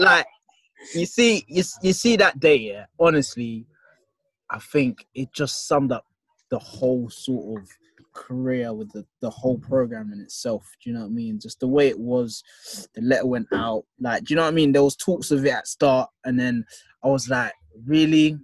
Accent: London, United Kingdom; I'm a guy from Southeast London.

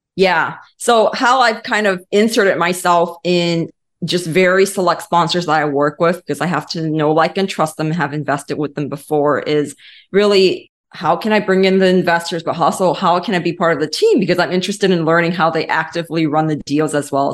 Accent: Los Angeles, California, United States; moved away as an adult; also born or lived in East Coast; now in Atlanta, United States; I was born and raised in Los Angeles

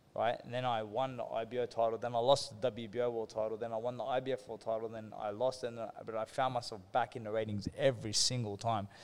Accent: Sydney, New South Wales, Australia; also born or lived in Hurstville / Kogarah; my father he bought a convenience store in Engadine, which is in the Sutherland Shire, towards mm. Cronulla and Sutherland and all them areas, and um, basically we were there for years on end, like I basically grew up there

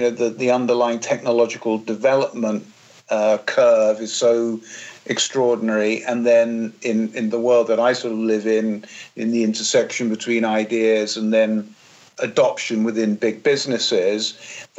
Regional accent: England, United Kingdom; when I was growing up in England in the 70s and 80s

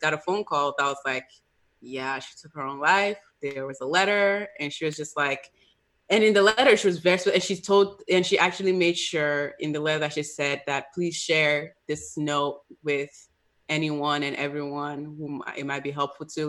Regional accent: Nigeria; as a Nigerian, we don't talk about mental health at all

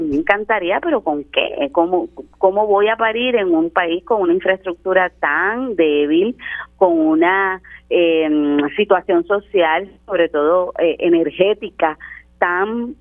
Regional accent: Puerto Rico; nuestra naturaleza como puertorriqueños

